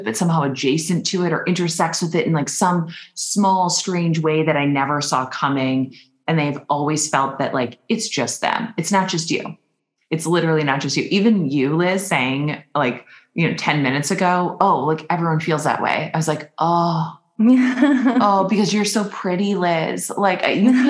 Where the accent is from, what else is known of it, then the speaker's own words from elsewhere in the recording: Minnesota, United States; I'm from Minnesota